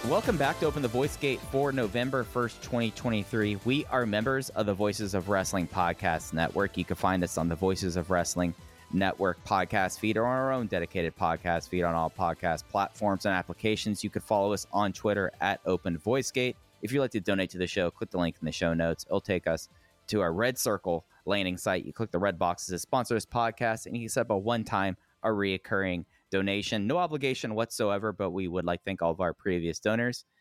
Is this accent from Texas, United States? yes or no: yes; Dallas, Texas, United States; as a kid, and growing up in Dallas, Fort Worth